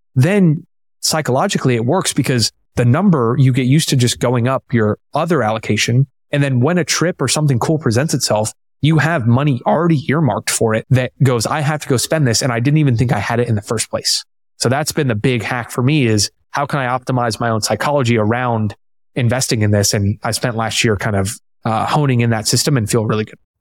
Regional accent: Tampa, Florida, United States; I'm from Tampa, born and raised

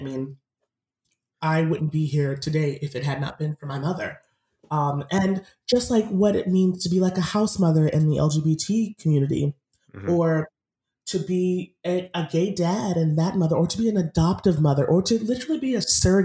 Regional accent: Massachusetts, United States; I grew up in Massachusetts

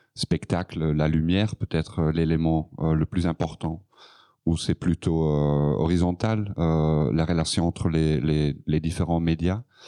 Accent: Flanders, Belgium; French is a second language; Donc, je suis flamand, donc mon français n'est pas parfait

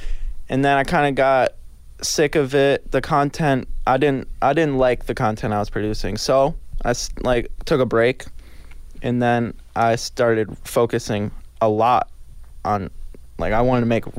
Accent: Jupiter, Florida, United States; From Jupiter, Florida.

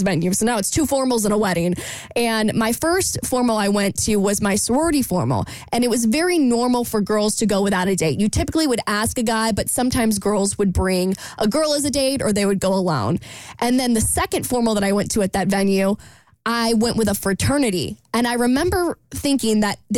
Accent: Jacksonville, United States; moved away; my hometown of Jacksonville

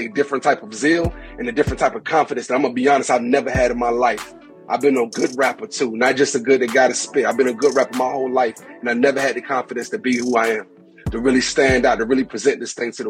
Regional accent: Savannah, Georgia, United States; moved away as an adult; now in Atlanta, United States; I was a cat that grew up in church. I grew up in the historical Baptist church. I'm from Savannah, Georgia.

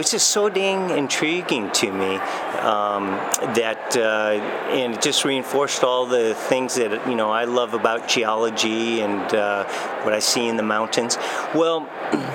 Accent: Bellevue, Washington, United States; also born or lived in Walla Walla, Washington; I grew up in Bellevue

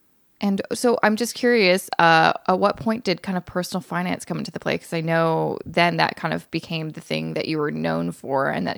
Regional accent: British Columbia, Canada; moved away; also born or lived in Vancouver, Canada; I'm from BC too.

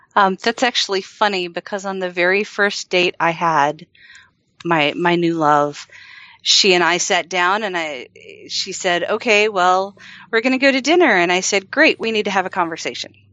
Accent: the South, United States; I grew up in the South

